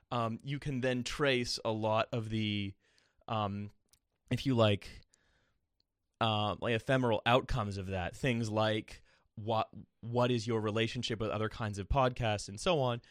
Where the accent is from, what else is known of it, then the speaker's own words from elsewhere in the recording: Canada; moved away as an adult; now in United Kingdom; as a Canadian. Um, and then living here in the U K